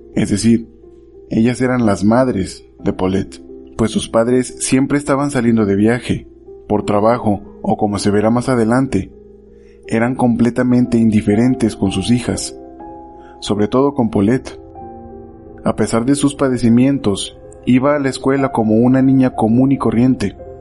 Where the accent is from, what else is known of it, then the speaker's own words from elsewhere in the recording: Mexico; Volvemos a mi México mágico